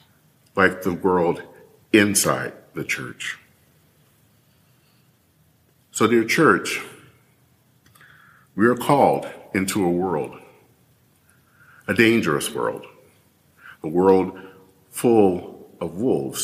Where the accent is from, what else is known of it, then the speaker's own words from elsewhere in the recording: Michigan, United States; as a kid growing up in Michigan